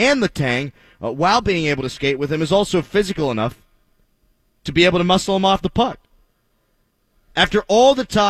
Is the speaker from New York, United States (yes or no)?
no; Pittsburgh, Pennsylvania, United States; I was born and raised in Pittsburgh. Grew up watching Lemieux and Yager.